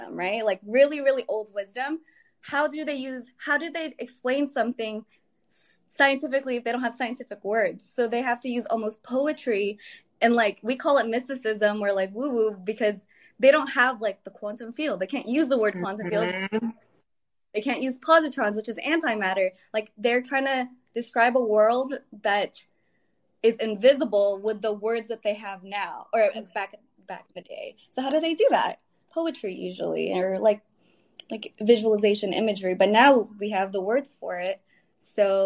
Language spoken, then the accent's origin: English; the Bay Area, California, United States; I'm from California, from the Bay Area